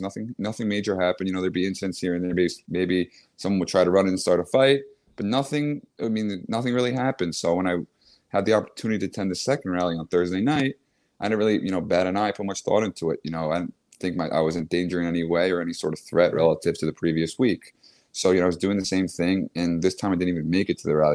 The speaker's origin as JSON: {"language": "English", "area": "Long Island", "region": "New York", "country": "United States", "tie": "born or raised there", "lives_now": "New York City, United States", "said": "I grew up in Long Island"}